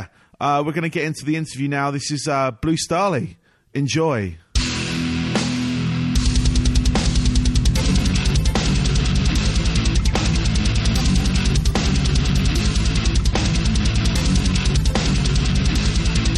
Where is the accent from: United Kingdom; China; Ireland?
United Kingdom; England; now in Florida, United States; as you can tell from my accent, I'm from England